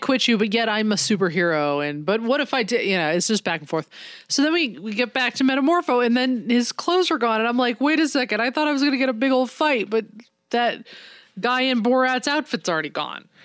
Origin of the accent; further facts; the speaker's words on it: United States; I'm American